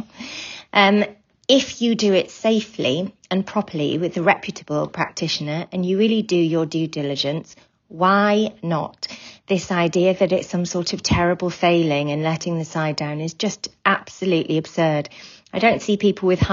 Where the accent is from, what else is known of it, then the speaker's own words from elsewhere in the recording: Wales, United Kingdom; I'm from Wales